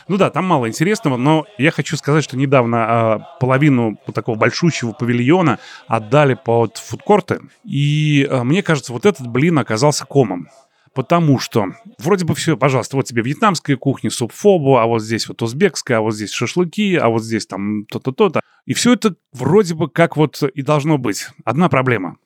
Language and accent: Russian; Riga, Latvia; moved away as an adult; now in Moscow, Russia; я журналист из Риги, который сейчас работает в Москве на телевидении, на радио